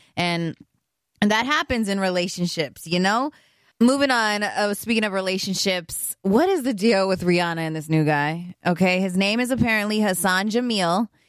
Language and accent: English; Los Angeles, California, United States; I'm an LA girl at heart, born and raised in Los Angeles